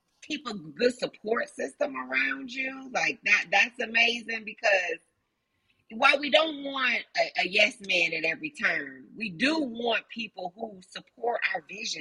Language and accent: English; Chicago, Illinois, United States; moved away as an adult; also born or lived in Alabama; I'm from Chicago